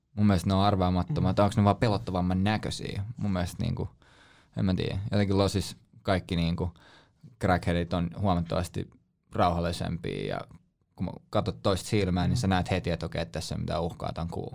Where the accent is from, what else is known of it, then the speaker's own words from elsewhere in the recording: Helsinki, Uusimaa, Finland; Mä sanoin, "Suomesta, Helsinki."